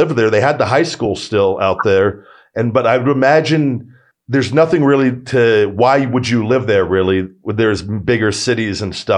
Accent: Las Vegas, Nevada, United States; I was born and raised here in Vegas

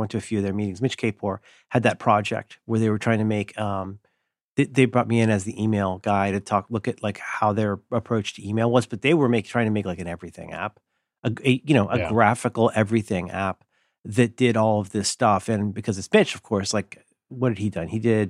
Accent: Ohio, United States; I was raised in Ohio

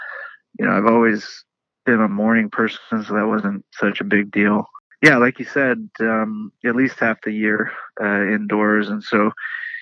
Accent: Milwaukee, Wisconsin, United States; moved away; I was born in Milwaukee.

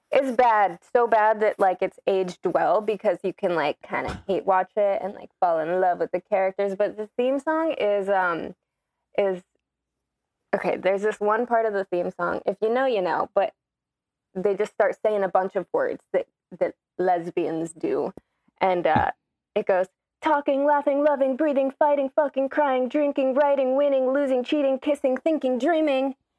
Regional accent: Florida, United States; I'm from Florida

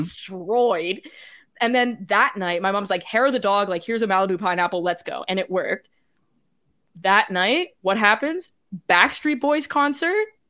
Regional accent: Canada; I'm Canadian

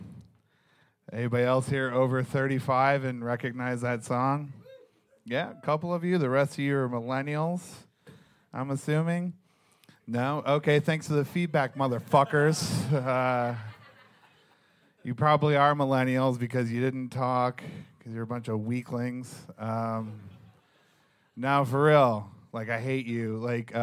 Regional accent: Detroit, Michigan, United States; I'm from the Midwest, not from New York. I was born in Detroit

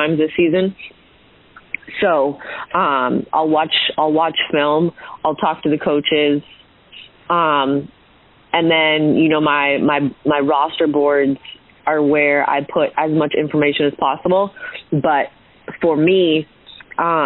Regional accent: Hamilton, Ontario, Canada; I'm originally from Hamilton, Ontario, which is just outside of Toronto.

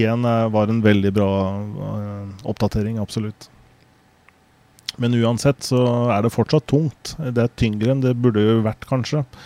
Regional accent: Norway; jeg er norsk

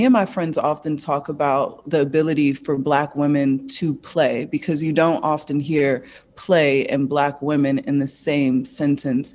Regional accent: Newark, New Jersey, United States; I come from Newark, New Jersey.

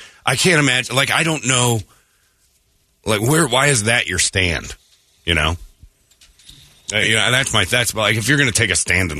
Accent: Maryvale, Arizona, United States; Little about me. I look like Brady if he pushed his nose up like a farm animal. I grew up in Maryvale. I went to Maryvale High School. I'm a local artist.

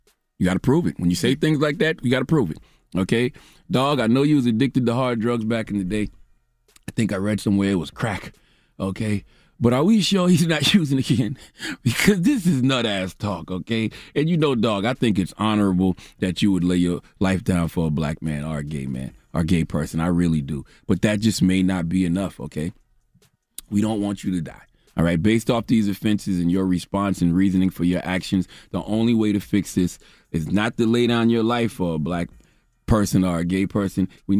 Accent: South Carolina, United States; Okay, especially black women from the South. I'm from South Carolina.

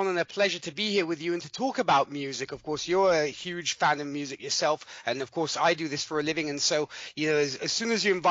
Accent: Milan, Lombardy, Italy; I'm I'm from Milan, Italy. I was born and raised here, though my accent might say different. Uh, but but yes, I was I was born and raised over here in Italy. I uh, lived here all my life.

